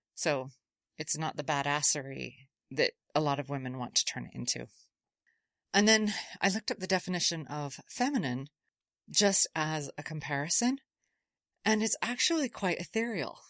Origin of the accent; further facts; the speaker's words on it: Utah, United States; I grew up in Utah